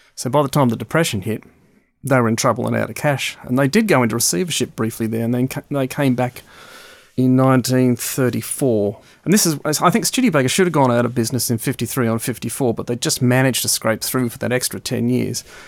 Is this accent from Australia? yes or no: yes; Melbourne, Victoria, Australia; Growing up in Melbourne, which was the back end of the world in the early 60s and the late 60s